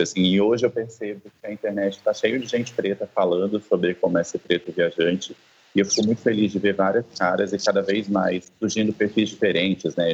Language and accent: Portuguese; Campo Grande, Mato Grosso do Sul, Brazil; eu nasci em Campo Grande, no Mato Grosso do Sul